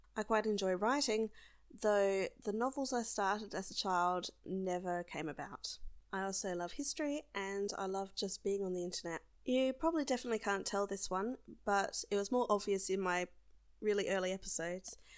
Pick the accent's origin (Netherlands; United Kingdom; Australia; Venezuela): Australia; South Australia; I'm Australian, and I come from a large and low density population state called South Australia.